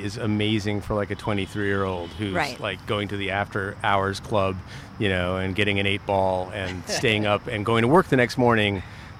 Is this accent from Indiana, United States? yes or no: no; New York City, New York, United States; moved away as an adult; now in California, United States; Grew up on the Upper West Side.